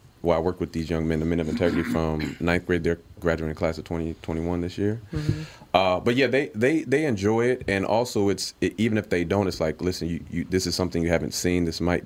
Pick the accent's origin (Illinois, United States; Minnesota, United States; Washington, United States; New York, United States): Minnesota, United States; Saint Paul; So I already just kind of knew who I was growing up in St. Paul.